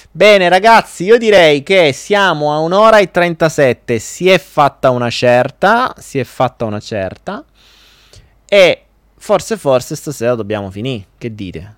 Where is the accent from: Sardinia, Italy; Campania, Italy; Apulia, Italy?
Apulia, Italy; Foggia; io non sono napoletano, sono foggiano